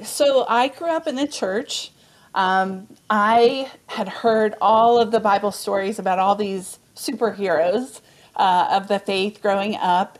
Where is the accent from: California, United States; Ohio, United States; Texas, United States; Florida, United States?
Texas, United States; Amarillo; born or raised there; also born or lived in Dallas, Texas